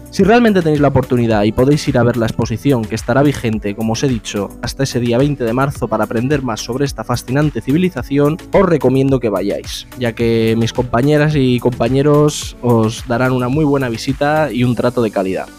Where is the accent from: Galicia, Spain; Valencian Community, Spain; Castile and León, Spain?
Valencian Community, Spain; San Vicente del Raspeig; yo soy de San Vicente